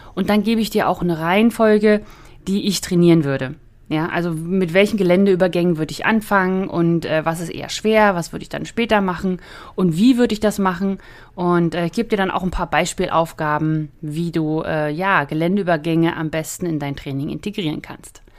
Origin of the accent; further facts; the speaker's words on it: the North, Northern Germany, Germany; moved away; bei uns im Norden